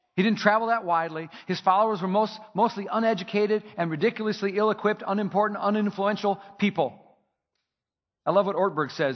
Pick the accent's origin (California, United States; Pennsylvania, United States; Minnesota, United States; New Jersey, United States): Minnesota, United States; my home state, Minnesota